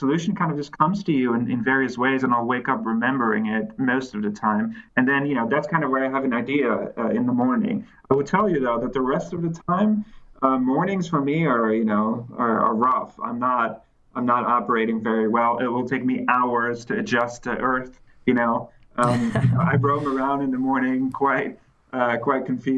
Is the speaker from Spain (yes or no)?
no; Netherlands; also born or lived in California; now in Cambridge, United Kingdom; I'm originally from the Netherlands